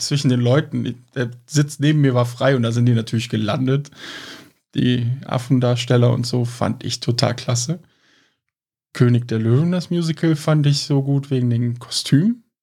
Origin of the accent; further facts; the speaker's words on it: Cologne, North Rhine-Westphalia, Germany; Wir sind halt Kölner